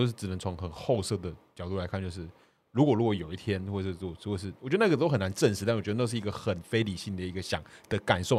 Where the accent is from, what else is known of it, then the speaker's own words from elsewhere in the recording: Kaohsiung, Taiwan; 哦，我是高雄人，我呃市长我投的有上啊，市议员投的没有没有上